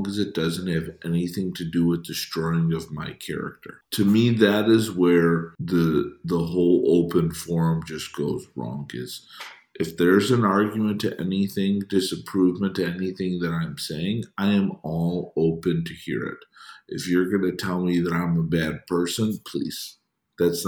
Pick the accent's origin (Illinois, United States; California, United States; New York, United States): Illinois, United States; Chicago; I grew up in Chicago